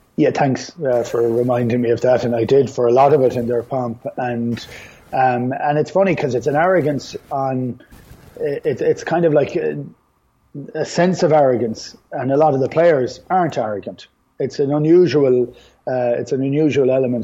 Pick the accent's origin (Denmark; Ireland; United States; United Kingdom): Ireland; we have the great capacity of losing the run of ourselves as Irish people